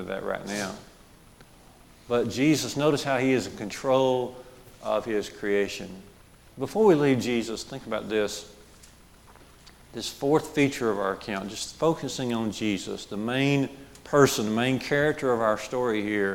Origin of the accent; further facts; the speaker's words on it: Jasper, Alabama, United States; growing up on Highway 5 in Jasper, in our neighborhood, little village of Barkers